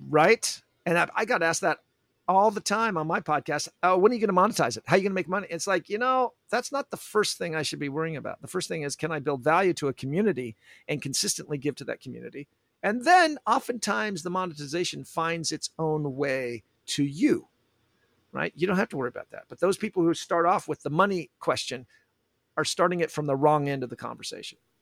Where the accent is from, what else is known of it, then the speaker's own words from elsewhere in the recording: Olympia, Washington, United States; also born or lived in San Diego, California; now in San Jose, United States; I'm from Olympia, Washington